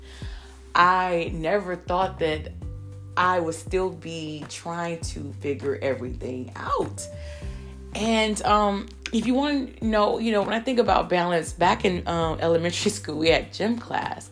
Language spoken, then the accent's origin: English; Michigan, United States; I grew up in Michigan